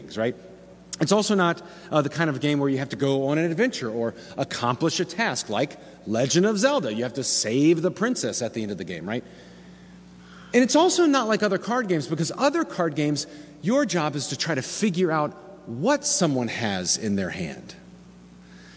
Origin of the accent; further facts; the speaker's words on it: Slidell, Louisiana, United States; moved away; I was from Slidell.